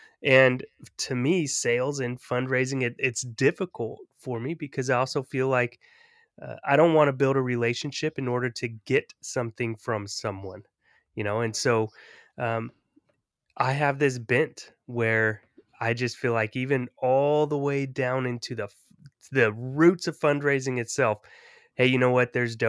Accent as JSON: {"language": "English", "region": "California", "country": "United States", "tie": "born or raised there", "said": "So, you know, for me, growing up in the Bay Area, in a time when gang culture was highly prevalent"}